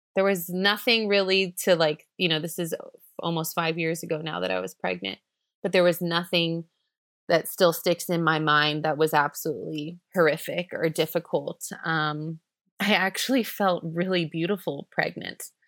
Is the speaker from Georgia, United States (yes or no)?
no; Florida, United States; moved away as an adult; now in Chengdu, China; we're from the U S, we're from Florida, the Sunshine